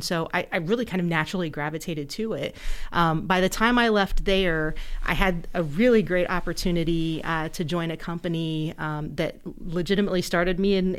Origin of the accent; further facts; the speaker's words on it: Ohio, United States; moved away; I came over from Ohio, and oh my God, I hate to say it, but like 22 years ago.